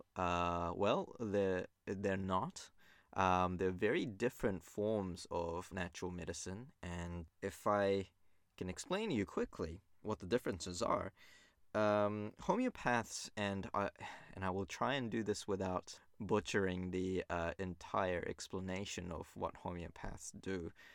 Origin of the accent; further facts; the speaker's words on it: New Zealand; also born or lived in Japan; I was born in Japan. and I grew up in New Zealand, uh, most of my life, over twenty-two years now